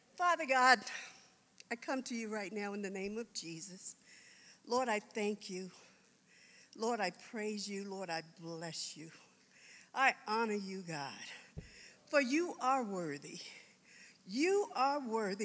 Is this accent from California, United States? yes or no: no; Washington, District of Columbia, United States; moved away as an adult; also born or lived in South Carolina / Arlington, Virginia; now in Colorado, United States; I was born in South Carolina. I was raised in Washington, D.C., in the Virginia area. I graduated from high school in Arlington, Virginia